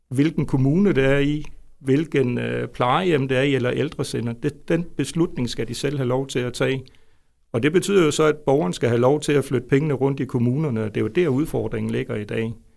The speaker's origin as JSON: {"language": "Danish", "town": "Svendborg", "region": "Southern Denmark", "country": "Denmark", "tie": "born or raised there", "also_born_or_lived": "Jutland", "moved": "yes", "lives_now": "Vejle, Denmark", "said": "jeg er jo faktisk Fynbo, født i Svendborg."}